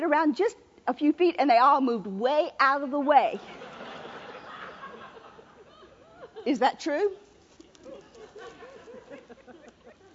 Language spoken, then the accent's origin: English; New Orleans, Louisiana, United States; I'm from New Orleans